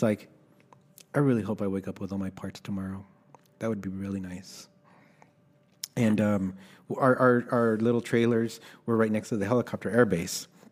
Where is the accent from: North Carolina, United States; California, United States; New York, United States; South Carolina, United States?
California, United States; Los Angeles; also born or lived in El Salvador; I was born in El Salvador, and my parents brought me to the States when I was about four. We illegally crossed the border, and, uh, I was raised in Los Angeles.